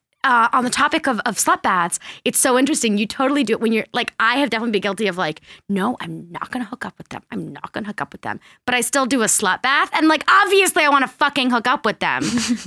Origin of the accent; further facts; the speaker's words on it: France; moved away; I grew up in France